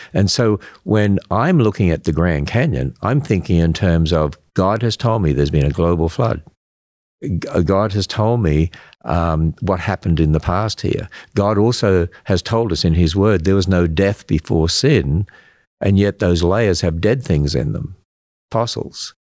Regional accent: Australia; accent: Australian; now in United States; I'm an Australian. Yeah, I hope you can, I hope I still have that accent.

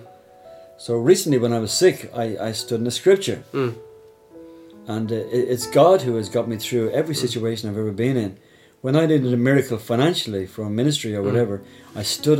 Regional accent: Ireland

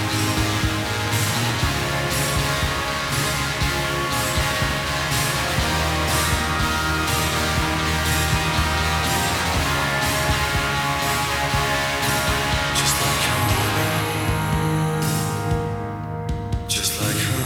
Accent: Coventry, West Midlands, United Kingdom; I'm in fact from Coventry

